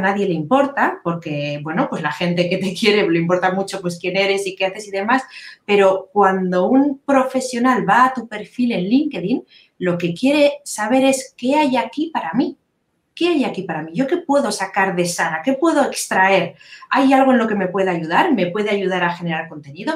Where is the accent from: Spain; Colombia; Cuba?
Spain; Biscay, Basque Country; soy de, de Vizcaya, del norte de España